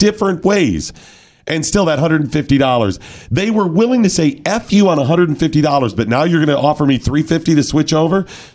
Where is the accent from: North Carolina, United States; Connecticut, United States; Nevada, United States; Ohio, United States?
Ohio, United States; Northeast; growing up in Northeast Ohio